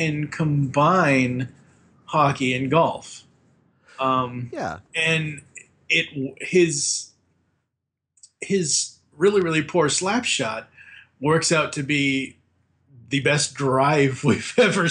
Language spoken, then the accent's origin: English; Boston, Massachusetts, United States; born or raised there